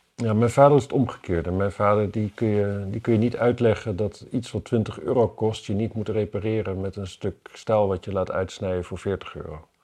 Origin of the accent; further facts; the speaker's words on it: Wapserveen, Drenthe, Netherlands; in Wapserveen bijvoorbeeld, waar ik vandaan kom